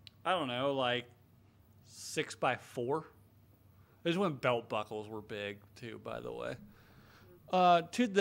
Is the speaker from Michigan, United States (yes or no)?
no; Western North Carolina, United States; I grew up like in Western North Carolina